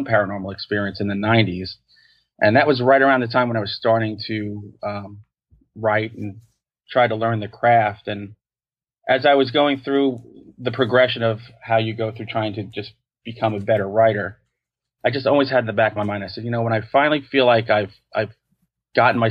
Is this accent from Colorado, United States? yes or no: no; New York, United States; I'm a New Yorker.